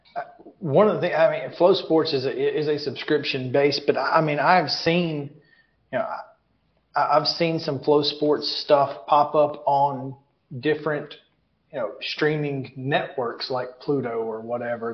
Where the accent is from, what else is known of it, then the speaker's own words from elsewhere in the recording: Alabama, United States; now in Tennessee, United States; I'm from Alabama